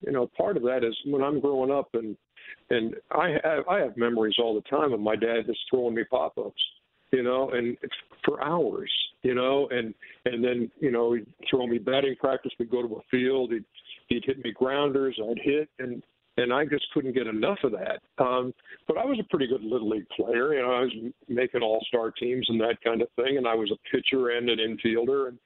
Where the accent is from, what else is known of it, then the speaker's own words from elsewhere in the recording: Sandy Springs, Georgia, United States; also born or lived in Milwaukee, Wisconsin; we grew up in Sandy Springs